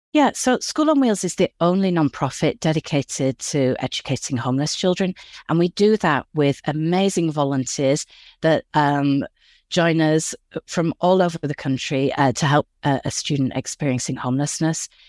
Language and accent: English; Yorkshire and the Humber, United Kingdom; moved away as an adult; now in Los Angeles, United States; I grew up in West Yorkshire in England, and I moved here over twenty years ago